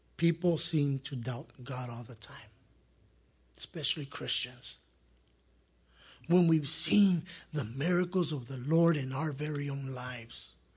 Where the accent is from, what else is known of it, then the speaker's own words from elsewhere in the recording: El Monte, California, United States; I grew up here in Monte